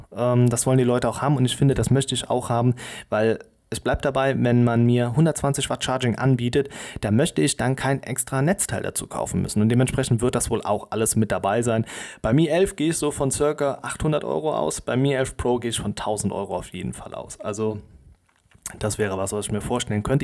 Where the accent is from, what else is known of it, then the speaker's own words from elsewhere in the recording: Germany; wir als Europäer oder auch als Deutsche